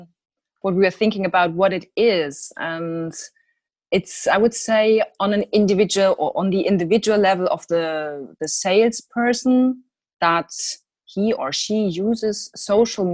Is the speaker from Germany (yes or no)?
yes; Germany; I'm from Germany